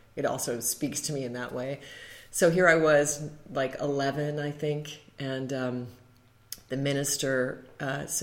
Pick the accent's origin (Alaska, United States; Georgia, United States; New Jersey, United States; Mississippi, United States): Alaska, United States; also born or lived in Colorado; I was raised in Alaska